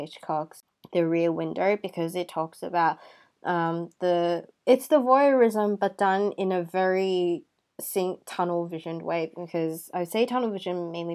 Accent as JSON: {"language": "English", "country": "Hong Kong", "said": "I am from Hong Kong"}